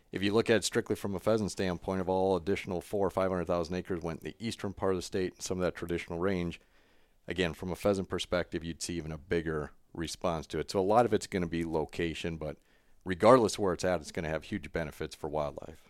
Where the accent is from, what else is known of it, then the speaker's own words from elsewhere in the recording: South Dakota, United States; growing up in South Dakota